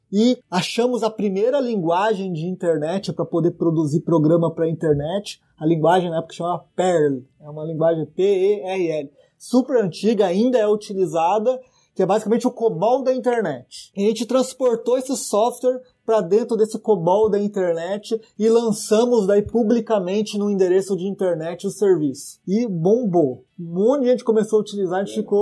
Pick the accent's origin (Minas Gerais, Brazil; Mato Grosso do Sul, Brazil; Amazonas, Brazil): Mato Grosso do Sul, Brazil; Dourados; now in São Paulo, Brazil; eu sou sumatogrossense, né? Sou natural de Dourados. É, 1.600 quilômetros aqui de São Paulo.